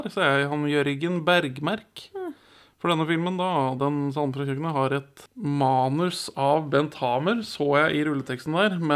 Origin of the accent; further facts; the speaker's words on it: Norway